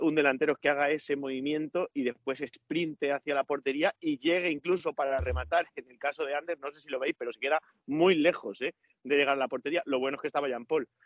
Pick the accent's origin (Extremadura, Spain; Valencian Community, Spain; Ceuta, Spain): Valencian Community, Spain; Ibi; exclusivas de mi pueblo. Que sepáis que son exclusivas de IBI